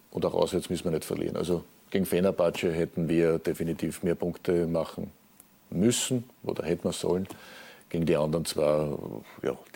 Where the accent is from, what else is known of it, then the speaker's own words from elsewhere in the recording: Vienna, Austria; als Wiener natürlich auch äh, aufgewachsen worden mit diesem Turnier